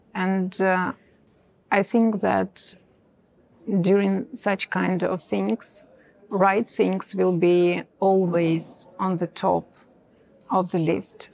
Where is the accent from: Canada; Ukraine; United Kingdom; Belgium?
Ukraine; Eastern Ukraine; English is a second language; moved away as an adult; now in Kyiv, Ukraine; I'm from Eastern Ukraine, from occupied um, territories